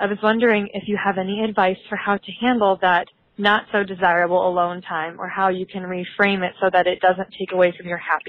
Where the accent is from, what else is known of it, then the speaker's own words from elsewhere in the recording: Iowa, United States; moved away as an adult; now in Minneapolis, United States; I am from Minneapolis. I actually am from Iowa, but I moved here about a year ago after graduating from college